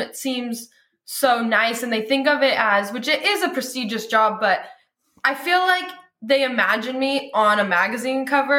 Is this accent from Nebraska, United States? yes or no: no; Lodi, California, United States; I was born and raised in Lodi